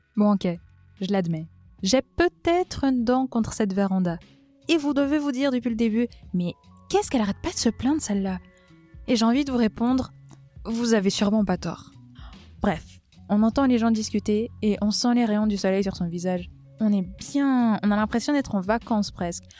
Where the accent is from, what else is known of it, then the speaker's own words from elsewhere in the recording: Valais, Switzerland; je suis valaisanne